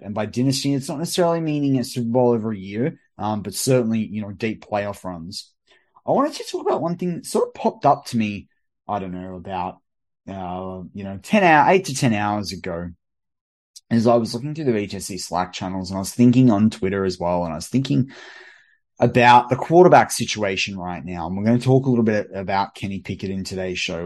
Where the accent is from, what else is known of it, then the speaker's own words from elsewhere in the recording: Australia; as an Australian, like, w-, we probably swear a bit more on R T V and through our pop culture